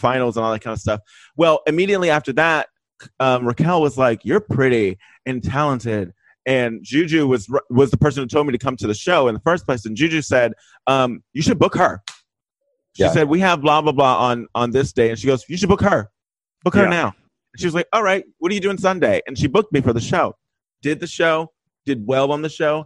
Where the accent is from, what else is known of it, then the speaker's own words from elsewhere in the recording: Houston, Texas, United States; moved away; also born or lived in Rochester, New York / Boston, Massachusetts; I'm from Texas, but I'm from Houston, Texas, which is the biggest city in Texas